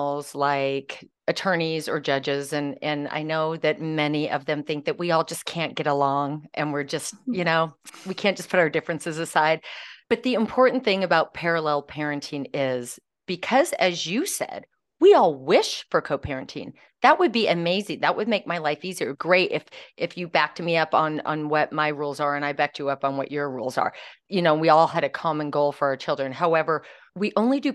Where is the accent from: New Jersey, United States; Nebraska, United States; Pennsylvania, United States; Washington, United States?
Washington, United States; I'm from Washington State and up near the border of Canada